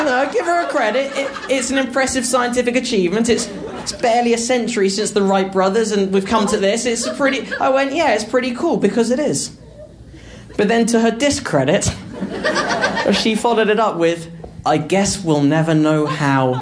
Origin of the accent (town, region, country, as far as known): England, United Kingdom; accent: English